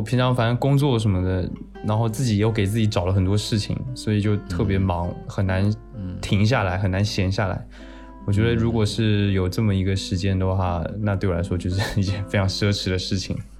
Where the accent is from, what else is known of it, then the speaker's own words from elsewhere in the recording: Taiwan; 我是台湾人